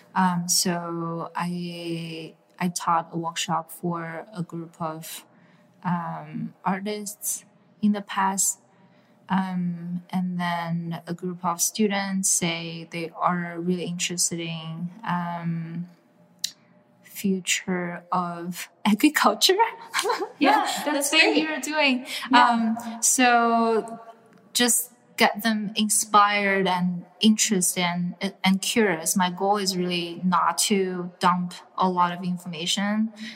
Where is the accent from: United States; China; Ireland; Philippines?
China; moved away; I grew up in China